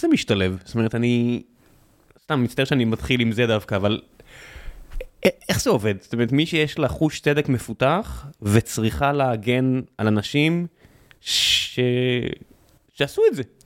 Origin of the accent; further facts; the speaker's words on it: Israel; כישראלים יהודים